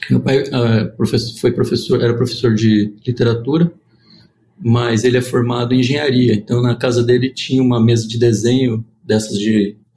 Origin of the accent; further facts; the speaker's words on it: Ribeirão Preto, São Paulo, Brazil; born there; Nasci em Ribeirão Preto, que é a terra do café, orgulho de São Paulo e do Brasil.